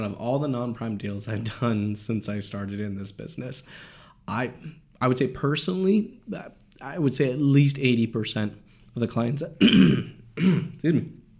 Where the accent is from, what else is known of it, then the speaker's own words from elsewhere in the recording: United States; moved away; I'm from the States.